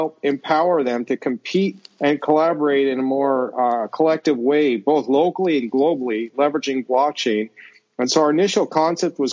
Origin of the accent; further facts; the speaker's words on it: United States; moved away as an adult; I'm from the States originally, the US that is. I haven't lived there in almost 20 years